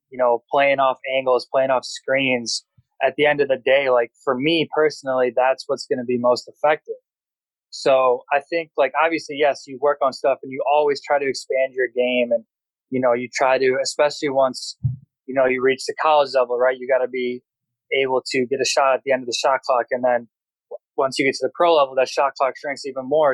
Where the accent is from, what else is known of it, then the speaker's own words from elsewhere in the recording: Brookfield, Wisconsin, United States; I'm from Wisconsin